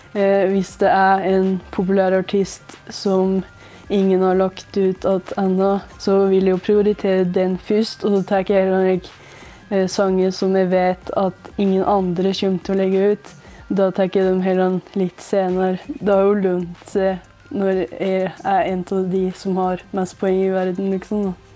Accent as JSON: {"language": "Norwegian", "town": "Hedalen", "region": "Innlandet", "country": "Norway", "said": "Jeg kommer fra Hedalen i Nord-Gudbrandsdalen"}